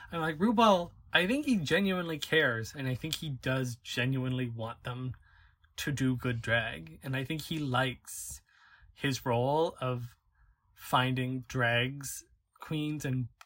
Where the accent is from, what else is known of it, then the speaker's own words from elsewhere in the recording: United Kingdom; I'm British.